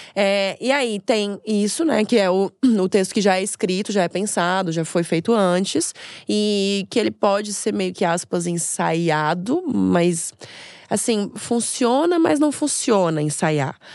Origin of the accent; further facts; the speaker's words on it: Florianópolis, Santa Catarina, Brazil; moved away as an adult; now in São Paulo, Brazil; eu sou de Florianópolis, me mudei para São Paulo para investir na minha carreira